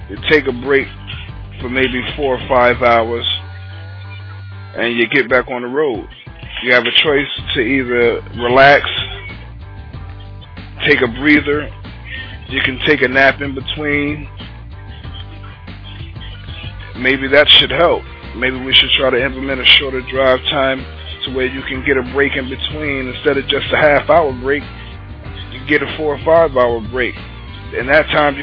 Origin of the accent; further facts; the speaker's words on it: Newark, New Jersey, United States; I'm from Newark, New Jersey